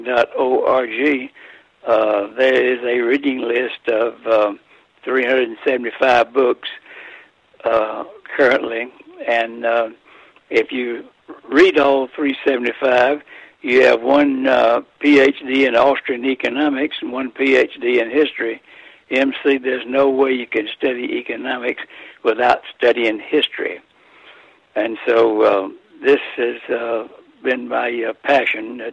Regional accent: Athens, Georgia, United States; I grew up in Athens, Georgia

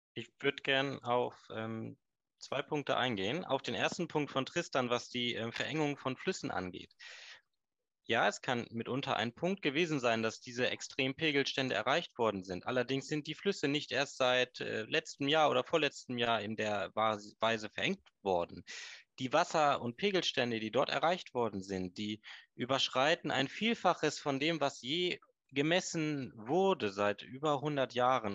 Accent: Hagen, North Rhine-Westphalia, Germany; now in Stormarn, Germany; ich bin gebürtiger Nordrhein-Westfale. Meine Eltern, meine, wir kommen ursprünglich aus Hagen

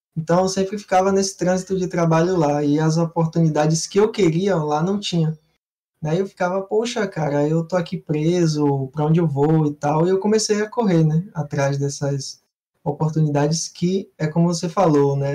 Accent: Bahia, Brazil; Sou aqui da, da Bahia

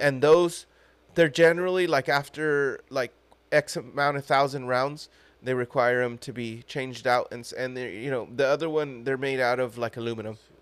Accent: United States; as an American

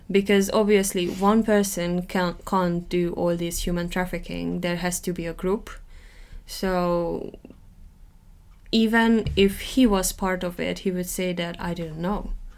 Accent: Hungary; accent: Hungarian; first language Hungarian; English is a second language; now in England, United Kingdom; I might never lose my accent because I grew up uh, speaking Hungarian.

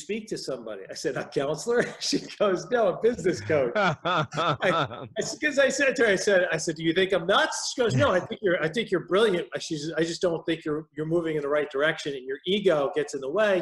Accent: New York metropolitan area, United States; accent: New York; moved away as an adult; now in Wisconsin, United States; I'm originally from the New York metropolitan area, born and raised there

